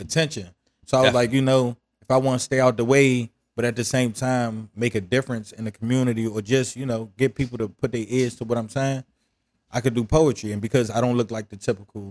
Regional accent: Washington, District of Columbia, United States; also born or lived in Suitland, Prince George's County, Maryland; I grew up in Southeast D.C. and probably when I got to middle school, my area got gentrified and it pushed me to PG County.

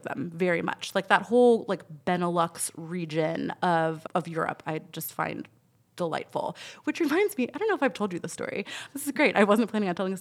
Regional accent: United States

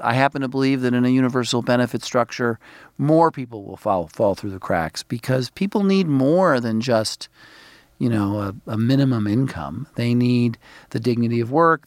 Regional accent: New York City, New York, United States; now in Washington, United States; I grew up in Brooklyn, New York. I think of myself as a New York City person.

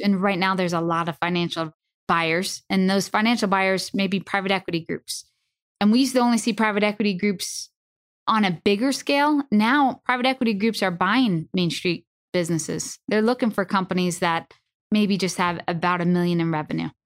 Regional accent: Northeast, United States; I'm from the Northeast

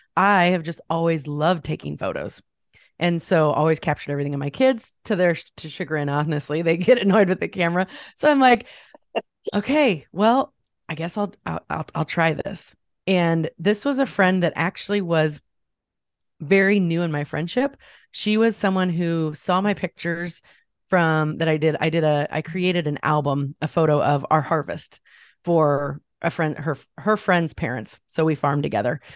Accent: Champaign, Illinois, United States; I grew up in the Midwest. I'm in Ch-, near Champaign, Illinois. I've been here all of my life

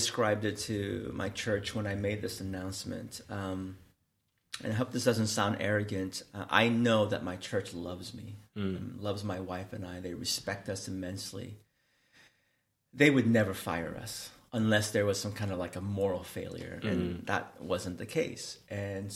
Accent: Seattle, Washington, United States; I am from Seattle, Washington in the United States

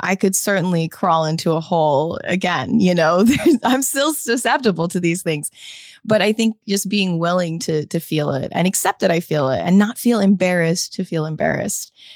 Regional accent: United States; my experience as an American

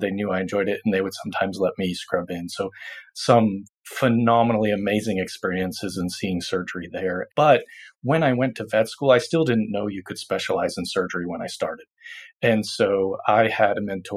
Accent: Massachusetts, United States; moved away; I'm originally from Massachusetts

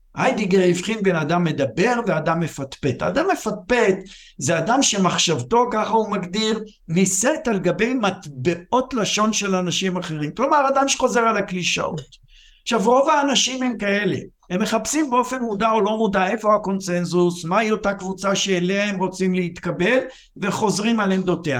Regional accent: Israel; אני גדלתי בבית, אני גדלתי בקיבוץ

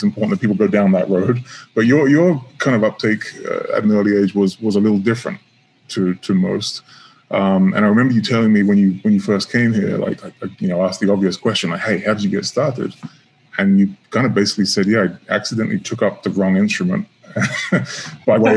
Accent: South East England, United Kingdom; moved away as an adult; I grew up in England too, up until about 9 years ago. So I spent, you know, 75% of my life south of London

